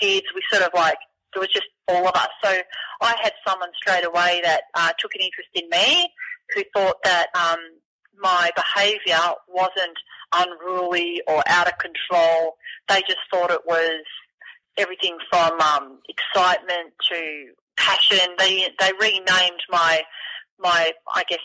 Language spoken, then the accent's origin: English; Beaumaris, Brighton, Victoria, Australia; we moved from Beaumaris to Brighton, and I went to a trampoline all the time at the Brighton Rec Centre